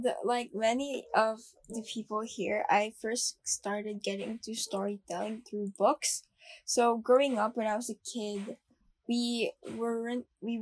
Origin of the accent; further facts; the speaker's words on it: Philippines; I'm from the Philippines and I've been here all my life